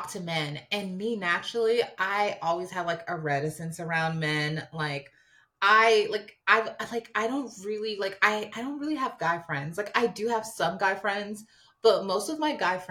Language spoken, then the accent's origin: English; New York, United States; also born or lived in Harlem, New York; I'm from New York